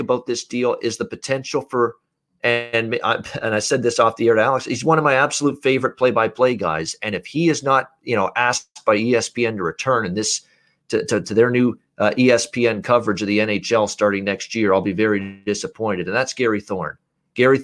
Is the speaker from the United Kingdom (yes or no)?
no; Canada; I'm not even an American, I'm a Canadian